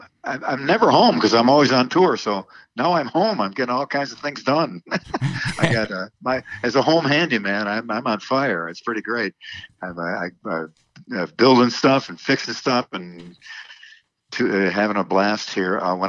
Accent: Buffalo, New York, United States; moved away; also born or lived in Los Angeles, California; I grew up in Buffalo, New York, so we know about winter.

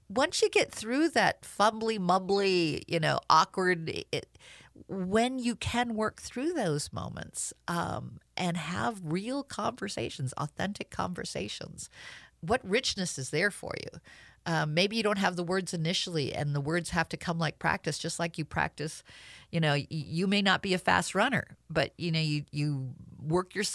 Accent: New Jersey, United States; born there; also born or lived in Washington, D.C. / Southern California; in New Jersey, very multicultural. I moved. We moved to D.C. Mom was involved with civil rights, very involved with multicultural group. Moved to Southern California.

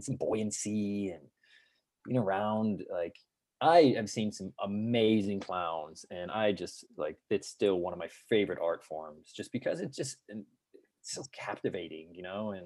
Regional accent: Colorado, United States; moved away as an adult; now in San Diego, United States; I grew up in Colorado, and then I came to San Diego for vacation every other summer

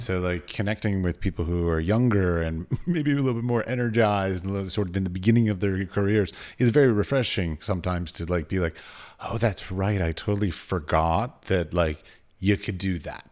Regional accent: United States; also born or lived in United Arab Emirates; I'm an American tourist.

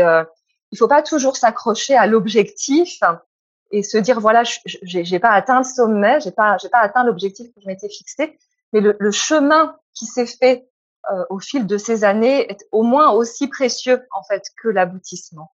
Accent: France; moved away as an adult; also born or lived in Hungary; je suis française ou je suis hongroise et quelle part de moi est française et quelle part de moi est hongroise

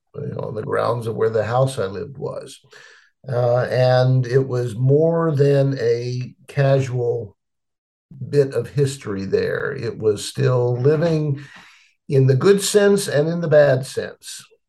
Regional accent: Petersburg, Virginia, United States; I was born in Petersburg, Virginia, which is about 25 miles south of Richmond

